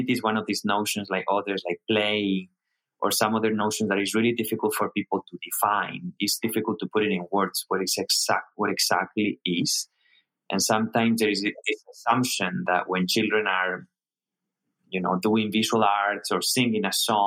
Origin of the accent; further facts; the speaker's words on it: Spain; moved away as an adult; now in Hong Kong; I'm originally from Spain